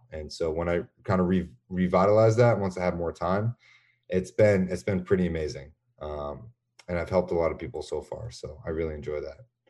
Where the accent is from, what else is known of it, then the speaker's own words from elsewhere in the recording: Boston, Massachusetts, United States; I'm from Boston